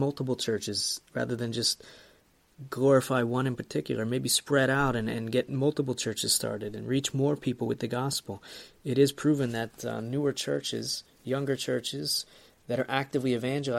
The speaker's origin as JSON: {"language": "English", "country": "United States", "said": "as I'm American also"}